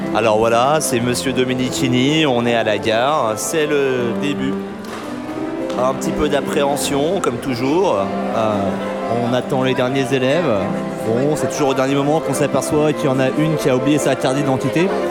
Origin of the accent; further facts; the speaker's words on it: France; en tant que Français